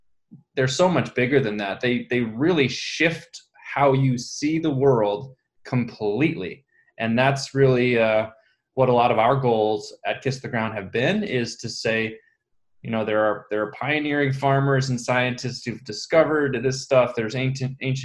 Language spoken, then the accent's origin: English; Ithaca, New York, United States; I come from upstate New York, Ithaca